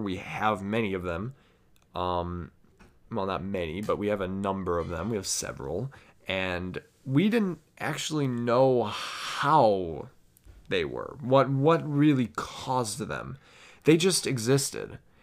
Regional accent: United States; I am from the United States

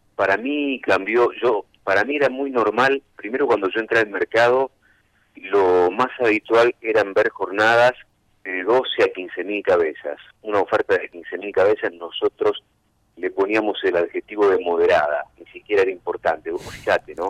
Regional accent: Cañada de Gómez, Santa Fe, Argentina; moved away; Yo soy de Cañada de Gómez, sur de Santa Fe, y a los 15 años empecé a trabajar en los medios de allá de Cañada de Gómez

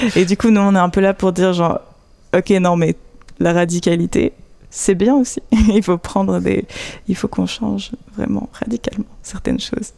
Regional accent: Vaud, Switzerland; moved away as an adult; also born or lived in Geneva; now in Fribourg, Switzerland; à la base je viens du canton de Vaud

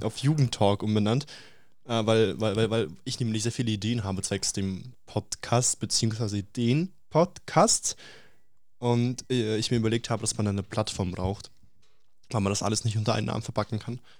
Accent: Russia; ich bin Russe

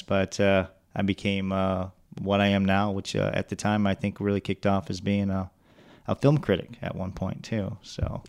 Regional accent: Detroit, Michigan, United States; moved away as an adult; now in Pensacola, United States; I grew up in the Oakland County, Macomb County area, in and out of Detroit.

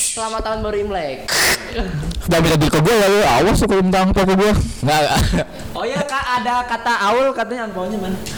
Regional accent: Java, Indonesia; Bukan, gue orang Jawa, gue orang Jawa.

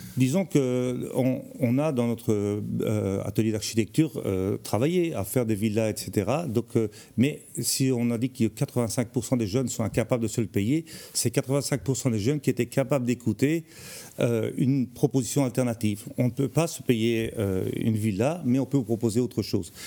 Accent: Charleroi, Wallonia, Belgium; moved away as an adult; now in Tournai, Belgium; moi je viens de Charleroi, c'est le pays noir pour arriver au pays blanc.

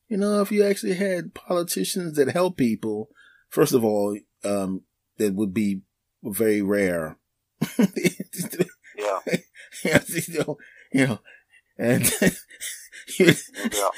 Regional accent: Philadelphia, Pennsylvania, United States; I grew up in Philadelphia so, yeah. you know, uh, I'm a black guy. I grew up in a black neighborhood.

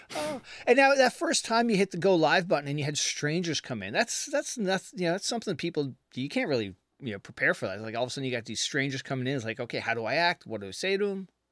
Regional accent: Canada; now in United States; I'm from Canada originally

